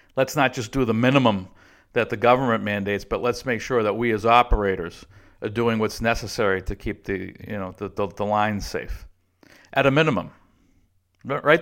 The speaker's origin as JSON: {"language": "English", "town": "Boston", "region": "Massachusetts", "country": "United States", "tie": "born or raised there", "also_born_or_lived": "Texas", "moved": "yes", "said": "the M B T A, where I grew up in Boston"}